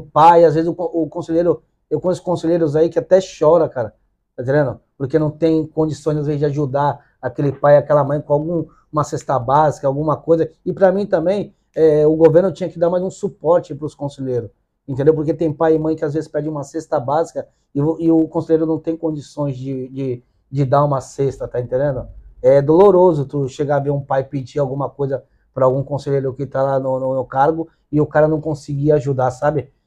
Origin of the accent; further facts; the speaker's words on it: Santos, São Paulo, Brazil; sou lá de uma comunidade carente, né? lá do Dique da Vila Gilda